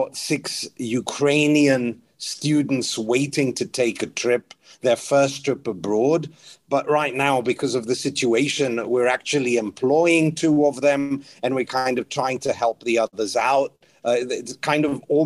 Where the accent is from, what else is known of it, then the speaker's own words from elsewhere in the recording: Greece; now in United Kingdom; I was born in the UK, but I grew up in Greece